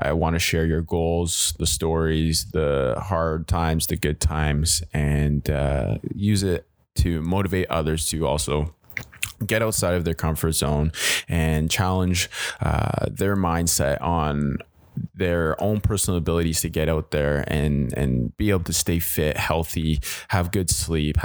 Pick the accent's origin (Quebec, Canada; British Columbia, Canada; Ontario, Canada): Ontario, Canada; Hamilton; born and raised in Hamilton, Ontario